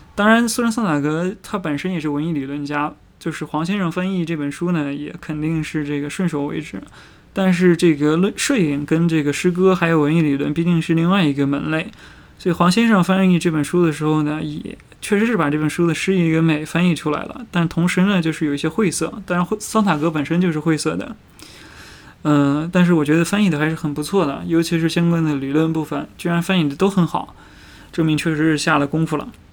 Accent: China; 我们中国人

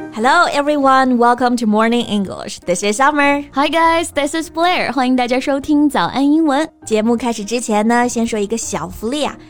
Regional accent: Hunan, China; 我们湖南人也有stereotype

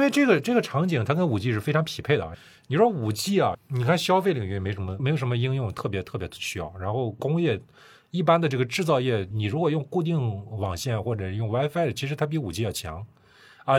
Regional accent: China; 我们中国人

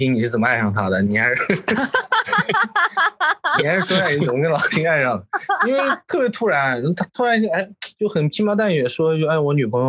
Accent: Jiangxi, China; now in Shenzhen, China; 我江西人，

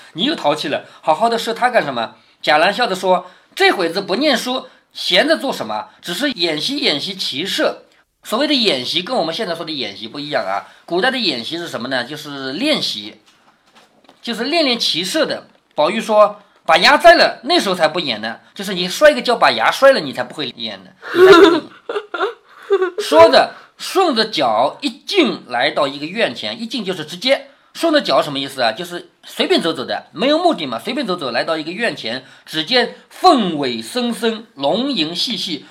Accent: Changzhou, Jiangsu, China; accent: Changzhou dialect; 我们常州话叫勒得利

